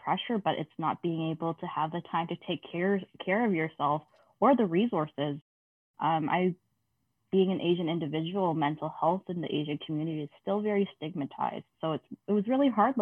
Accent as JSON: {"language": "English", "country": "Canada", "tie": "born or raised there", "said": "I am a second generation Canadian. So that means my parents weren't born here"}